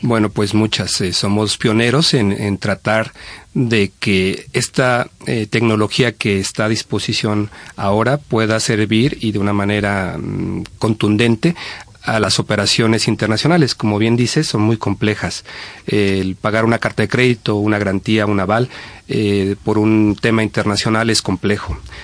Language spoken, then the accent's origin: Spanish; Mexico; moved away as an adult; now in Spain; México, que es también mi país